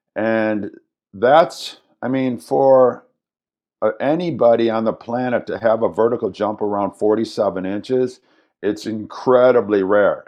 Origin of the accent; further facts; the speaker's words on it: Madison, Wisconsin, United States; I was born here in Madison, Wisconsin.